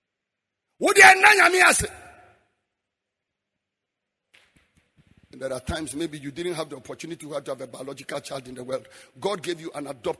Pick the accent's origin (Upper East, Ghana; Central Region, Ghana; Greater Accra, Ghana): Upper East, Ghana; Frafra; moved away; also born or lived in Bolgatanga; I'm a frafra from Damol Tindong